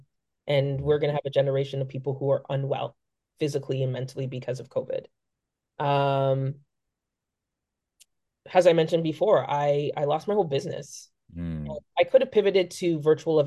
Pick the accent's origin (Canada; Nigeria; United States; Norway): Canada; Aurora, Ontario; I grew up in Aurora